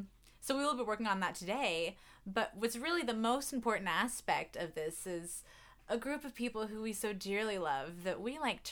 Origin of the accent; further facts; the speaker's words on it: North Carolina, United States; accent: North Carolina; moved away; But I do recognize that it's probably a lot stronger to people who are not me. And also not from North Carolina. Because when I'm in North Carolina and around that accent, I feel like I don't really fit in.